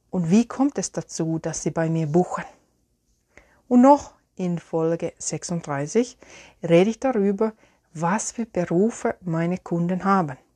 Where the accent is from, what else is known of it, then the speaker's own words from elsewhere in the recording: Finland; German is a second language; ich habe hier ein Teebeutelchen in meine Lieblingstasse aus Finnland, aus meiner Heimat.